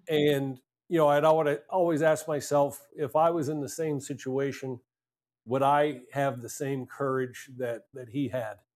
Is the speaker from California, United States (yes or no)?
no; Altoona, Pennsylvania, United States; I grew up in a small town in Pennsylvania, a place called Altoona